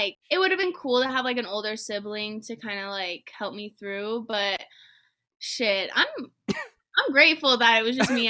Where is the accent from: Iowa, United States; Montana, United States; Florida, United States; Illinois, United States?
Montana, United States; It's a lot different now that I've come back from living here, you know